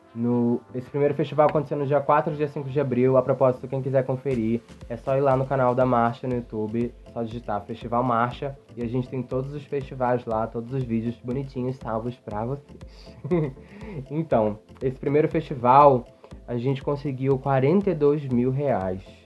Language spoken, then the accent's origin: Portuguese; Rio de Janeiro, Brazil; moved away as an adult; now in São Paulo, Brazil; eu sou do Rio de Janeiro, mas eu moro em São Paulo há dois anos e meio.